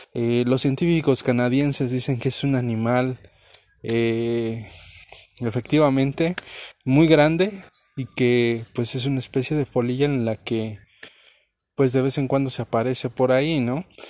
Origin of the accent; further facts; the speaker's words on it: Mexico; aquí en nuestro país, en Chihuahua